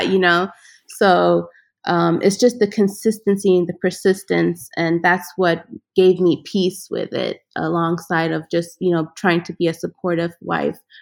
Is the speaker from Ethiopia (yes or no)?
yes; Ethiopia; moved away; I grew up in Ethiopia. My father is from Ghana. My mother is of Ethiopian